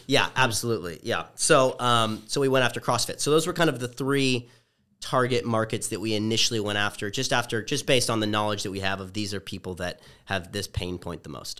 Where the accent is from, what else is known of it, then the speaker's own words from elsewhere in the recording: Orange County, Southern California, United States; also born or lived in Los Angeles; I'm originally from Southern California, as you mentioned, from the O C